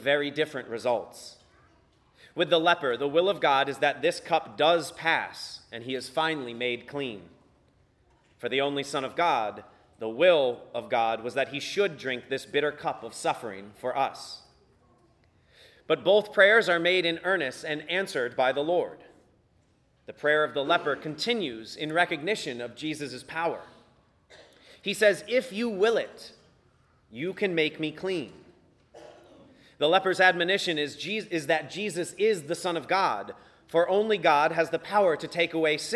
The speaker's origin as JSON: {"language": "English", "town": "Virginia Beach", "region": "Virginia", "country": "United States", "tie": "born or raised there", "said": "My priest growing up in Virginia Beach, Father Jim Park"}